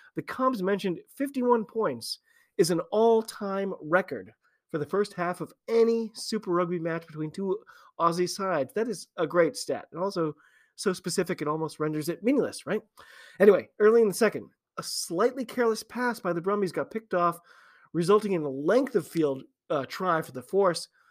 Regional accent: United States; I'm an American rugby fan

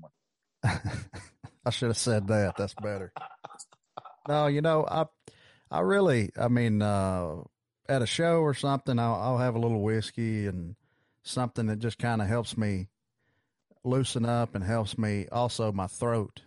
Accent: Geraldine, Alabama, United States; now in Henagar, United States; my hometown is in Geraldine

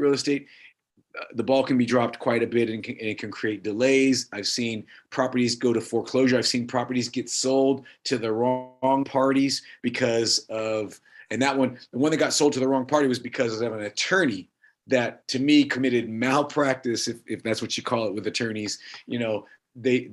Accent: Pomona, California, United States; also born or lived in Oxnard, California / San Gabriel Valley, California; I was raised in Southern California my whole life, moved to the Pomona area, and that's where I grew up the rest of the time.

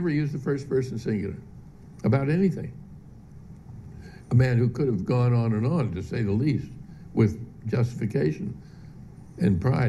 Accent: Pittsburgh, Pennsylvania, United States; I grew up in Pittsburgh, Pennsylvania, where people not only worked hard, but if you were a hard, good worker, that counted high in how you were appreciated by other people.

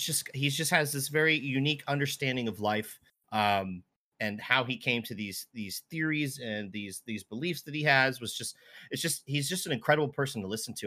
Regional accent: just outside of Baltimore and DC, Maryland, United States; now in Seattle, United States; I grew up just outside of Baltimore and D C

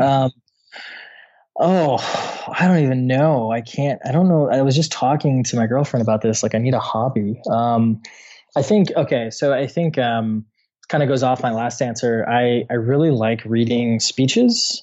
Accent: Midwest, United States; I'm from the Midwest in the States

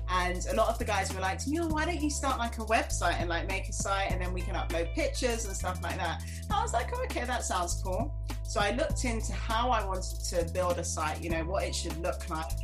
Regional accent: London, United Kingdom; moved away as an adult; now in New York, United States; I was born and raised in London and I moved to New York a few years ago.

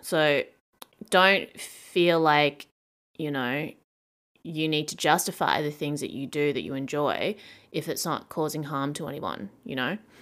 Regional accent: Australia; moved away; growing up in Australia

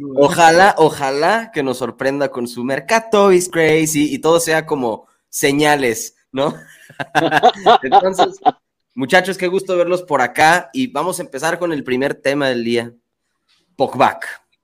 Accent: Mexico; soy mexicano

